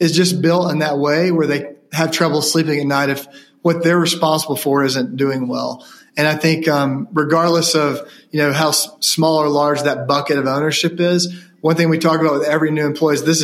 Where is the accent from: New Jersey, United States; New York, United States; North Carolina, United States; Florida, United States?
North Carolina, United States; Ashe County; being from Ashe County